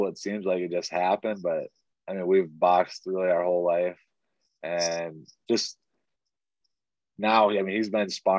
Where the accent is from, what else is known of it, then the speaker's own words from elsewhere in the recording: Pine City, Minnesota, United States; my hometown, I was originally from Minneapolis, but we had moved when I was like 5 years old to Pine City